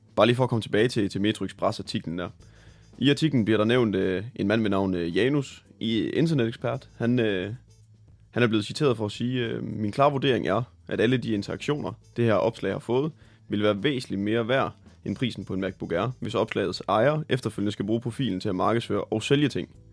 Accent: Tvis, Central Denmark Region, Denmark

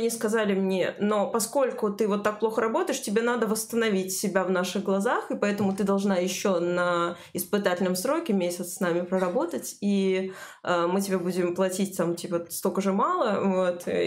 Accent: Kyrgyzstan; Russian is a second language; Я просто из Кыргызстана, простите меня, пожалуйста, за мой русский.

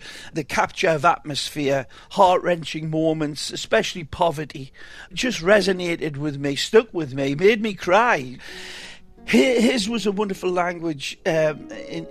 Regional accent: Hexham, North East England, United Kingdom; moved away as an adult; also born or lived in Newcastle, England; now in Miami, United States; I was born in Newcastle, England. Actually, to be more definitive, Hexham, England

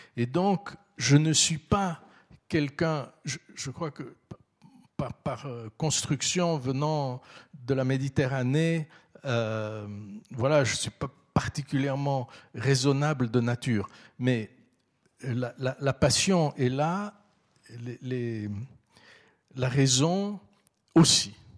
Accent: Vaud, Switzerland; also born or lived in Istanbul, Turkey; je suis vaudois

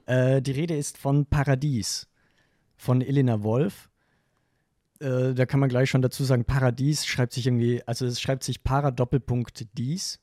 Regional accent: western Austria, Austria; ich komme aus Westösterreich

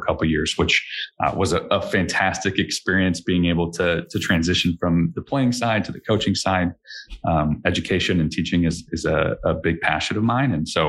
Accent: Chicago, Illinois, United States; So I grew up in the Chicagoland area.

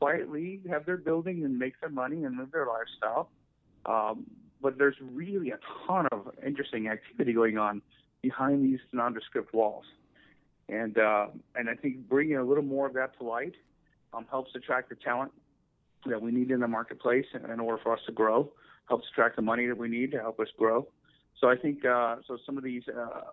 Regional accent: San Luis Obispo, California, United States; also born or lived in Bay Area; I was born and raised in San Luis Obispo.

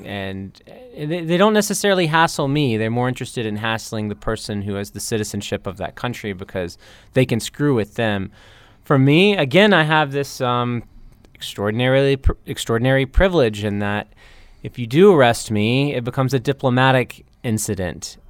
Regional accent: North Carolina, United States; moved away as an adult; now in Bangkok, Thailand; my home state of North Carolina

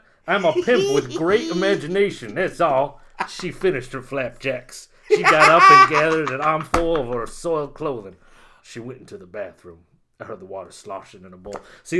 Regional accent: Utica, New York, United States; now in Los Angeles, United States; I'm from Utica, New York.

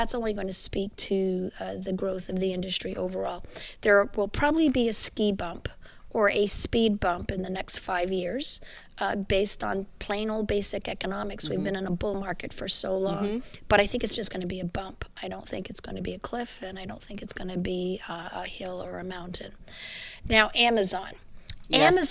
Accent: Montreal, Quebec, Canada; I'm a Quebecois

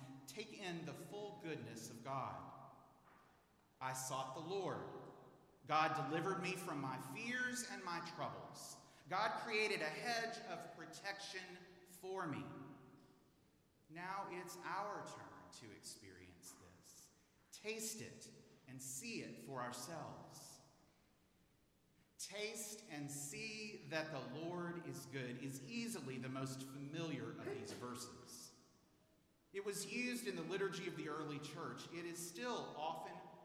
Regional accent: Houston, Texas, United States; now in Dallas, United States; I'm a native of Houston

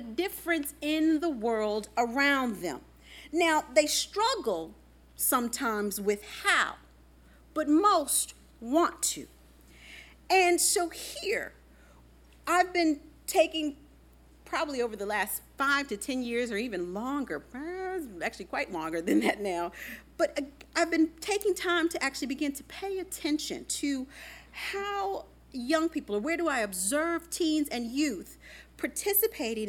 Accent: the Midwest, Virginia, United States; growing up in the Midwest. I remember fire drills growing up in Virginia.

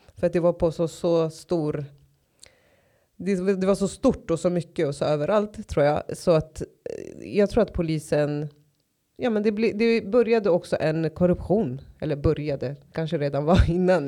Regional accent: Stockholm, Stockholm County, Sweden; jag är uppväxt i Tensta och Rinkeby

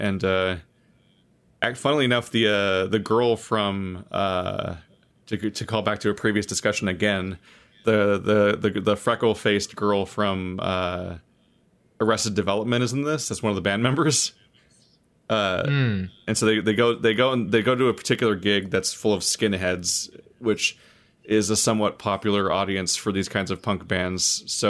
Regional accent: United States; I'm American.

